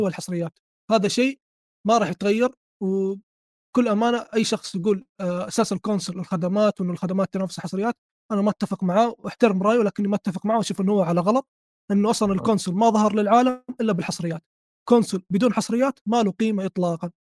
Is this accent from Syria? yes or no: no; Saudi Arabia; عندنا في السعوديه